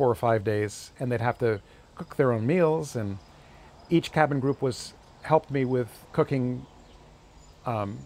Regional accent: New England, United States; moved away; I was from New England and I called contras

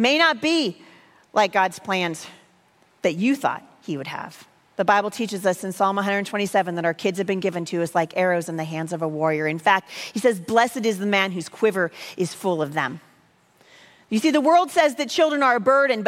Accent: the Northwest, Pacific Northwest, United States; I'm from the Northwest.

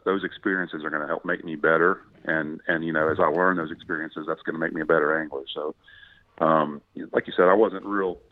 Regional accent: Jacksonville, Florida, United States; also born or lived in Orlando, Florida; being from Florida, you know, I grew up in Jacksonville

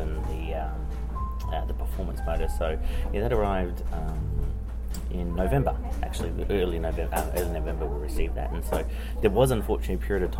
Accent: Australia; moved away as an adult; now in New Zealand; I'm actually Australian, and I've been in here for about 12 years in New Zealand

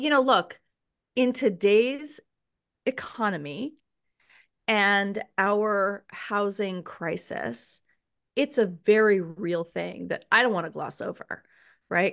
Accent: New York City, New York, United States; I was raised in New York City

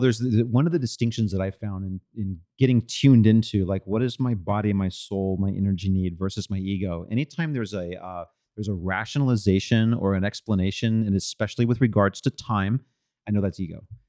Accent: Austin, Texas, United States; when I was a kid growing up in Austin

